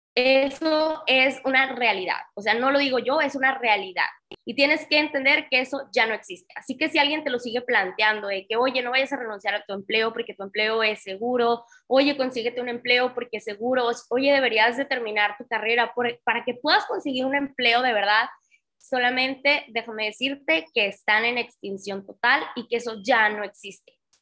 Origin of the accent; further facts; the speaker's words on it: Tamaulipas, Mexico; moved away as an adult; also born or lived in Monterrey; Yo soy de Tamaulipas, mis papás seguían viviendo en Tamaulipas, yo viviendo en Monterrey